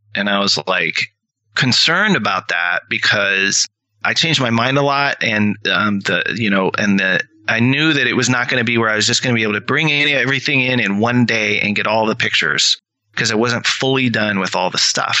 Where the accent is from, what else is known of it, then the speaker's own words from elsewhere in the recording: rural Washington State, United States; also born or lived in Seattle; I was from Washington State, okay. rural Washington State.